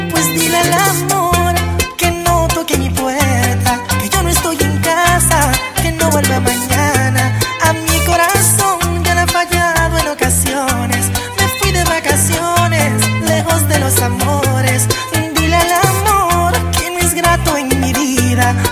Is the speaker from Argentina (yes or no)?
yes; Argentina; el argentino.